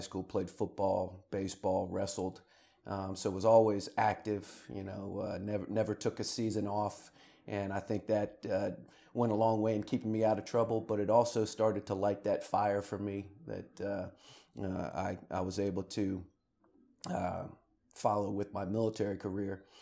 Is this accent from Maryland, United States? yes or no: yes; Rockville, Maryland, United States; I'm originally from Rockville, Maryland, just outside of Washington, D C